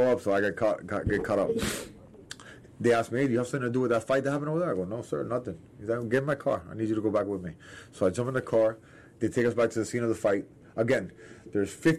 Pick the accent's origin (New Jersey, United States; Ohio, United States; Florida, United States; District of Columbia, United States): Florida, United States; Miami; I'm from Miami